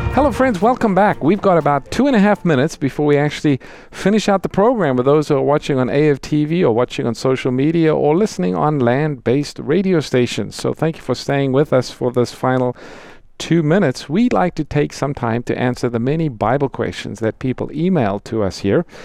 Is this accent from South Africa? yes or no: yes; South Africa; moved away; I'm from South Africa, grew up there